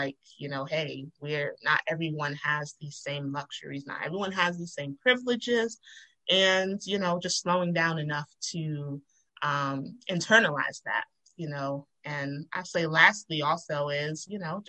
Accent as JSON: {"language": "English", "country": "Nigeria", "said": "And, and I'm Nigerian, and so I've been to those countries where, that is a everyday life of people."}